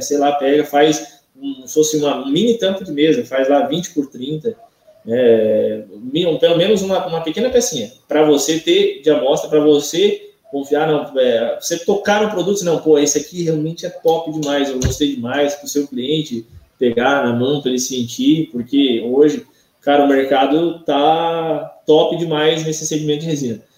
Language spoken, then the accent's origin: Portuguese; Santa Catarina, Brazil; Eu sou daqui de Santa Catarina